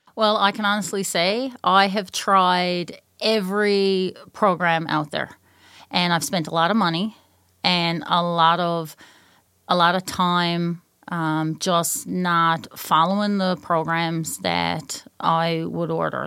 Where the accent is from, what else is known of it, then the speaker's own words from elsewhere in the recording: Newfoundland and Labrador, Canada; moved away; I'm from Newfoundland.